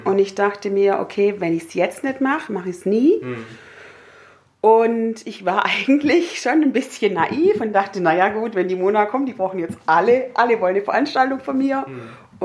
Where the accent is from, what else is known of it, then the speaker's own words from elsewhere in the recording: Herrenberg, Baden-Württemberg, Germany; moved away as an adult; now in Öhringen, Germany; bin aufgewachsen und, und habe ja gelebt bis zu meinem 20. Lebensjahr im schönen Haslach.